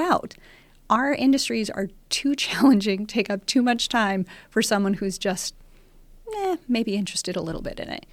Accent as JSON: {"language": "English", "region": "North Dakota", "country": "United States", "tie": "born or raised there", "also_born_or_lived": "Oklahoma", "moved": "as an adult", "lives_now": "Lincoln, United States", "said": "I'm actually originally from North Dakota, so not too terribly far away. Grew up in North Dakota"}